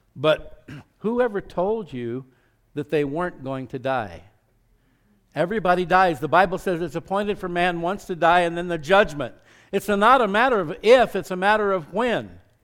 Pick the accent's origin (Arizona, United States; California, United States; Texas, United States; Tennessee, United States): Arizona, United States; Scottsdale; growing up in Scottsdale, Arizona, it was kind of podunk back in those days.